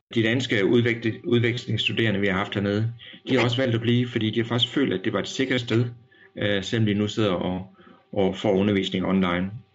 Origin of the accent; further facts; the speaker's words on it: Denmark; moved away as an adult; now in South Korea; hjemme i Danmark